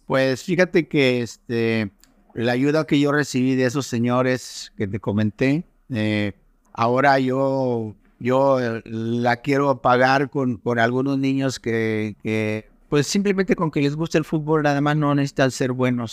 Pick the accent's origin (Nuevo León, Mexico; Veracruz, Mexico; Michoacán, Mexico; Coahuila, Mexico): Nuevo León, Mexico; San Nicolás de los Garza; moved away as an adult; now in Cancún, Mexico; Yo siempre he considerado que soy de Monterrey, pero en realidad soy de San Nicolás de los Garza